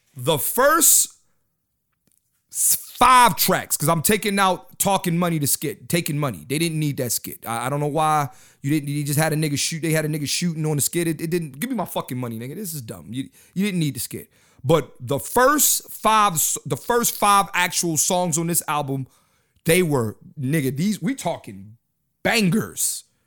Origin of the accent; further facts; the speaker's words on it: Philadelphia, Pennsylvania, United States; when I was growing up in Philly.